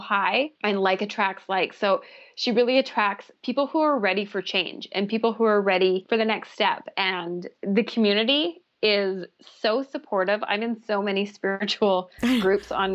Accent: Canada; I'm Canadian and that's our Dunkin' Donuts here

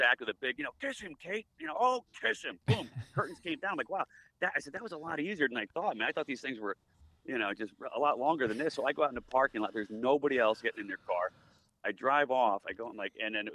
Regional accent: Ewing, New Jersey, United States; also born or lived in Cleveland, Ohio / Monterey, California; by the time I was in second grade, we were in Ewing, New Jersey, and that's where I grew up

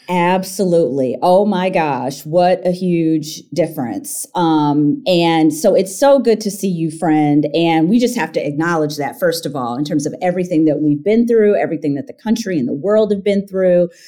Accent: Michigan, United States; moved away; also born or lived in Evanston, Illinois; I am from Michigan

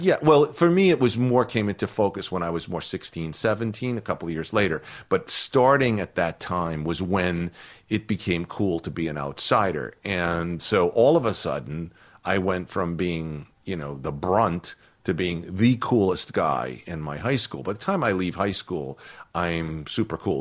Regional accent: Boston, Massachusetts, United States; moved away; I had been an outsider in my hometown of Irish Catholic kids

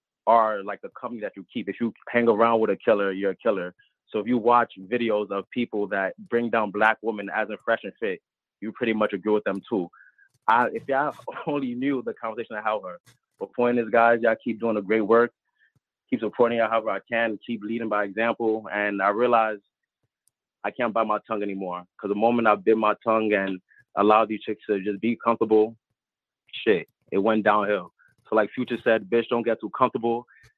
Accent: New York, United States; I'm from New York

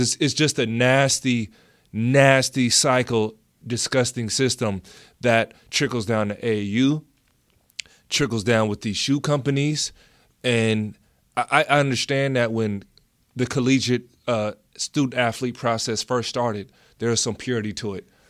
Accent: United States; being American

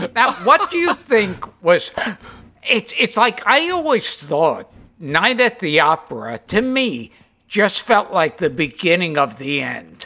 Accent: New York City, New York, United States; growing up in Brooklyn

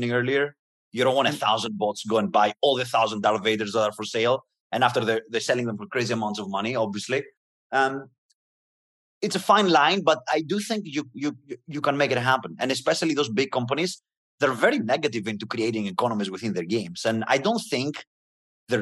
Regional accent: Greece; moved away as an adult; now in United States; I'm coming from Greece. I was born in a middle class family, and I knew how hard it was I had to move to the US to have opportunities

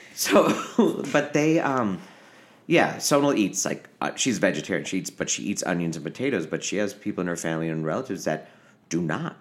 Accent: Naperville, Illinois, United States; moved away as an adult; also born or lived in Aurora, Illinois; now in Los Angeles, United States; growing up in Aurora and Naperville, Illinois

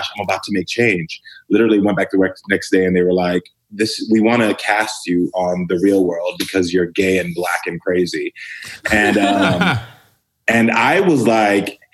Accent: Texas, United States; I grew up black and gay in the South to immigrant parents.

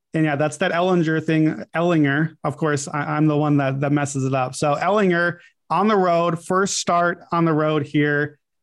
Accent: Chicago suburbs, Illinois, United States; my hometown or, or home suburban area town, Chicago Bears

